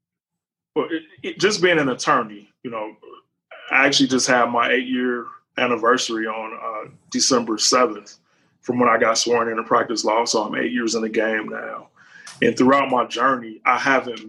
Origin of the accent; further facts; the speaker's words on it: Cincinnati, Ohio, United States; I grew up in Cincinnati, Ohio